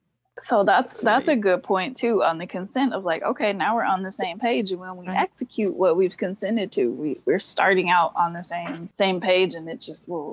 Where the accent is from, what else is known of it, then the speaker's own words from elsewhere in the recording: North Carolina, United States; There are some benefits in the South. So I'm from